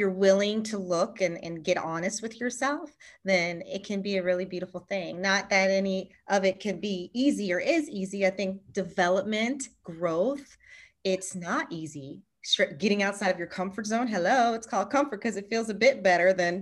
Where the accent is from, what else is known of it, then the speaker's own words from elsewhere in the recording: Charlottesville, Virginia, United States; moved away as an adult; now in San Diego, United States; So I grew up in Virginia, in Charlottesville, Virginia. You know, but right now we're in San Diego and born and raised in Charlottesville